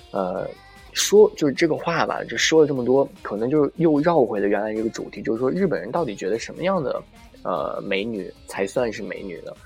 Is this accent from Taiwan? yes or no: no; northern China, China; now in Tokyo, Japan; 我是北方人